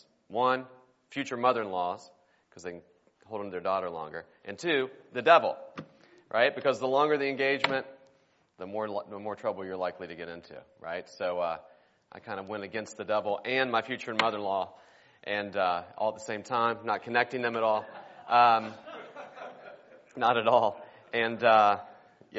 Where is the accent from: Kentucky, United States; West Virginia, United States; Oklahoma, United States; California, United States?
West Virginia, United States; I am originally from West Virginia. My wife is too. We grew up there together in the same church